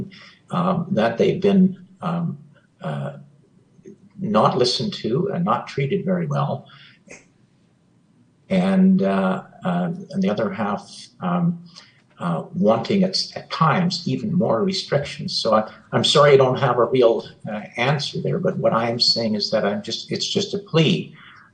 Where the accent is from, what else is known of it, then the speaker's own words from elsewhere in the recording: Canada; as a Canadian